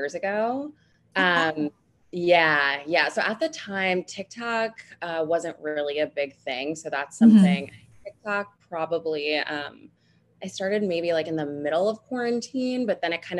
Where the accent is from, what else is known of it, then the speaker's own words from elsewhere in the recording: New Jersey, United States; moved away as an adult; now in New York City, United States; I'm originally from New Jersey, so not too far outside of the city